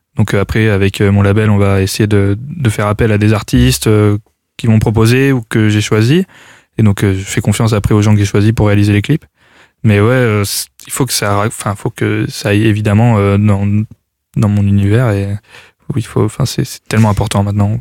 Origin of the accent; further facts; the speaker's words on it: Clermont-Ferrand, Auvergne-Rhône-Alpes, France; je viens de Clermont-Ferrand